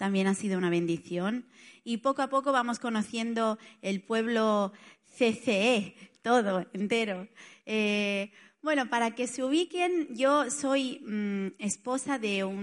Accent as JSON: {"language": "Spanish", "town": "Barcelona", "region": "Catalonia", "country": "Spain", "moved": "as an adult", "lives_now": "Italy", "said": "Yo soy de Barcelona, pero ya no, o sea, ya, ya casi, o sea, soy más italiana que nada, porque hace tanto que estoy en Italia que ya dijéramos que ya lo he perdido casi todo, pero todo no tampoco."}